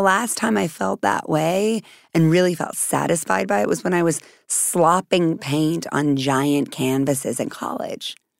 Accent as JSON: {"language": "English", "region": "Texas", "country": "United States", "said": "I'm from Texas"}